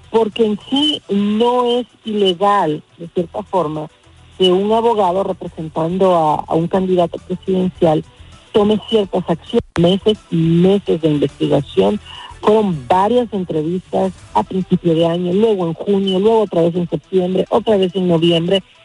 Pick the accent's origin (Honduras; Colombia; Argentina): Honduras; Yo como hondureña me atreví a decir que yo creía que esto era un juego político que se empezó a armar en Honduras